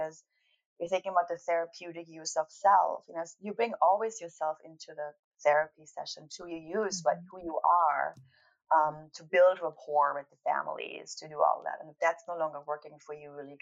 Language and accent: English; East Germany, Germany; I grew up in East Germany